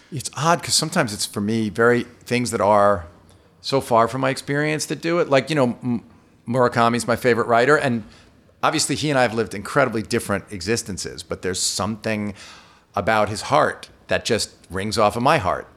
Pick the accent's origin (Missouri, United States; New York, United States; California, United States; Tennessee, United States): New York, United States; I'm from New York